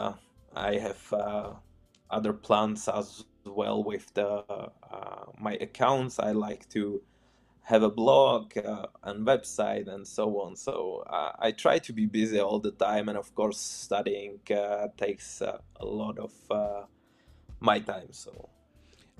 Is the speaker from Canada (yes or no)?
no; Czechia; first language Czech; English is a second language; moved away as an adult; now in Poland; I'm from Czech Republic and I moved to Poland.